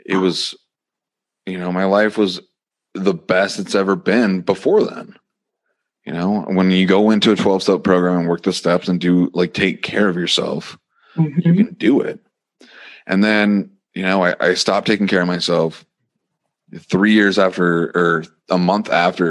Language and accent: English; Montana, United States; it was taking a bus back to Montana after lots of crying. And, you know, I end up living in my hometown for a little bit.